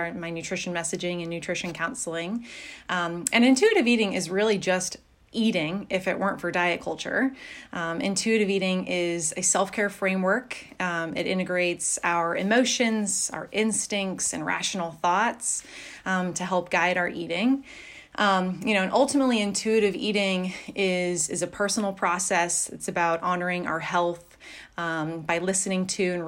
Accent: Pacific Northwest, United States; moved away; I grew up in the Pacific Northwest

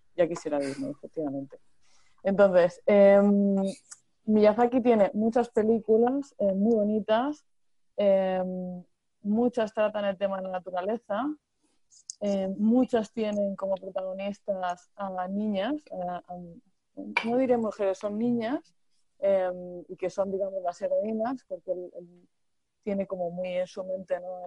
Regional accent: Murcia, Region of Murcia, Spain; yo soy de Murcia

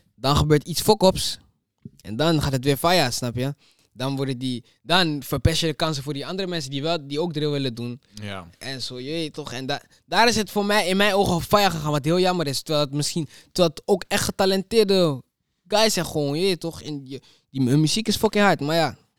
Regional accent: Almere, Flevoland, Netherlands; omdat ik kom van Ali

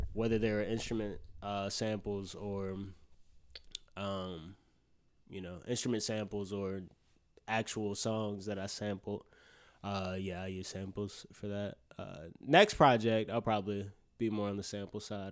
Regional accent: Birmingham, Alabama, United States; I'm from Alabama, Birmingham.

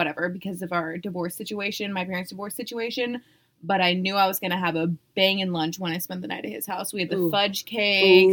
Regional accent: United States; I'm an American

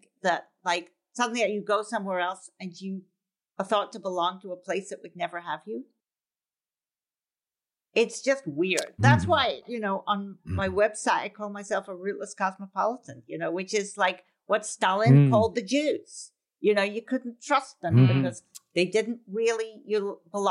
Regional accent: Scotland, United Kingdom; now in New York City, United States; as a child, I grew up in Scotland

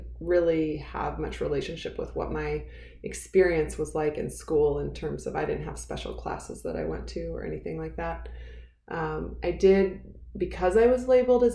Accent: Missouri, United States; now in Colorado, United States; I live in Colorado, and I grew up in Missouri.

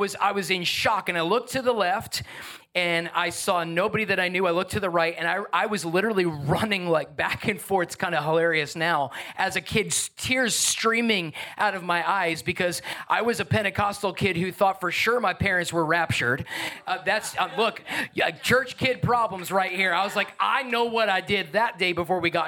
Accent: Long Island, New York, United States; moved away; also born or lived in New Jersey; I grew up on Long Island, New York, and then in New Jersey.

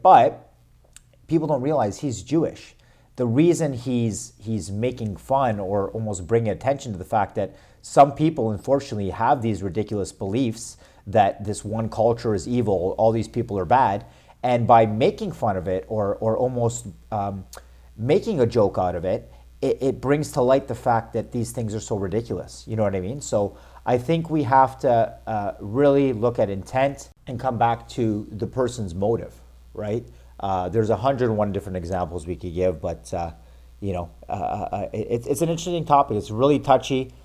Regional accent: Toronto, Ontario, Canada; living in Canada, growing up in Toronto

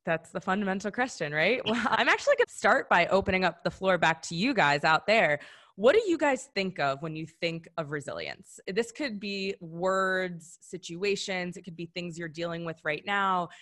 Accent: Madison, Wisconsin, United States; I'm from Madison, Wisconsin

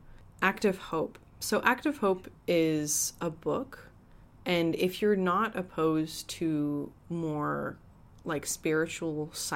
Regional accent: Edmonton, Alberta, Canada; So, like, I'm originally from Edmonton, right?

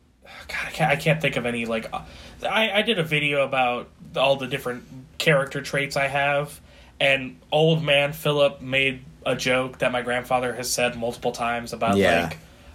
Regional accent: New Jersey, United States; we're Italian because we're from Jersey.

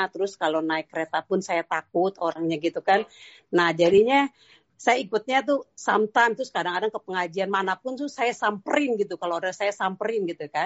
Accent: Jakarta, Indonesia; saya orang Betawi ya, uh, orang Betawi Sunda juga.

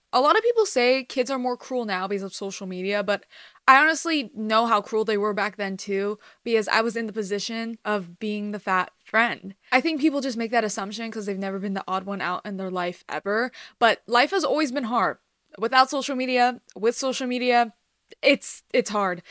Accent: Los Angeles, California, United States; also born or lived in Iran (ancestry); I'm Iranian American, I've lived in America my whole life, but I'm Persian. More specifically in the L A area

